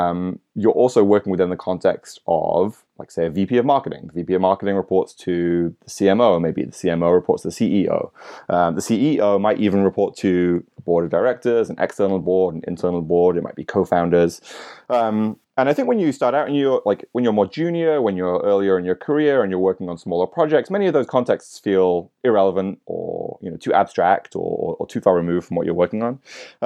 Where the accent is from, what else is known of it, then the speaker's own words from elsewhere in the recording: United Kingdom; born there; now in New York City, United States; So I'm a Brit by birth, but live in New York City, been here for about 9 years.